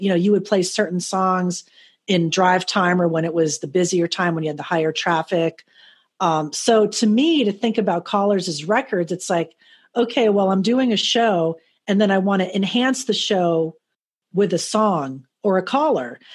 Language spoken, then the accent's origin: English; Miami, Florida, United States; also born or lived in Fort Lauderdale; in my local hometown, I grew up in Miami, Fort Lauderdale.